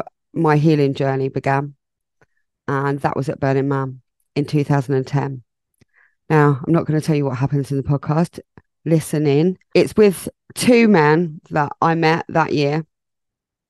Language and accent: English; England, United Kingdom; I am English